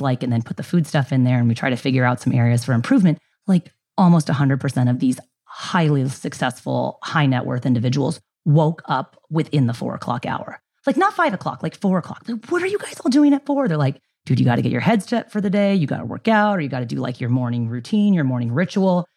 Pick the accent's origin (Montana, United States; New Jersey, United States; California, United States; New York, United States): California, United States; San Diego; also born or lived in Ilam, Nepal / Bay Area, California; moved home fr-, to San Diego from the Bay Area